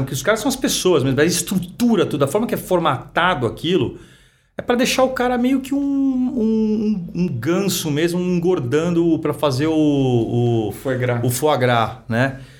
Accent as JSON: {"language": "Portuguese", "region": "São Paulo", "country": "Brazil", "tie": "born or raised there", "said": "eu sou nascido e criado aqui em São Paulo"}